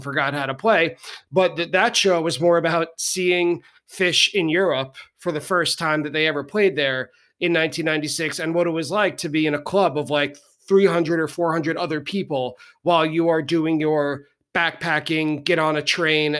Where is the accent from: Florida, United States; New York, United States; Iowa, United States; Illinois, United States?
New York, United States; Long Island; born and raised on Long Island